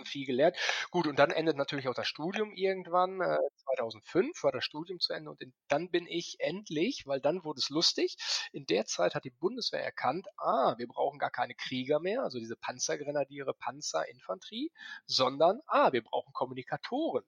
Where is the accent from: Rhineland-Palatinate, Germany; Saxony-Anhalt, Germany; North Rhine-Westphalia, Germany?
North Rhine-Westphalia, Germany; Paderborn; Ich bin gebürtiger Ostwestfale. Das ist Paderborn